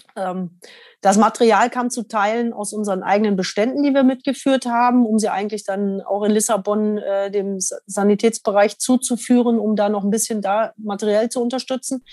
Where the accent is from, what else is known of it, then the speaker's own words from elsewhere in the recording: Germany; als Deutscher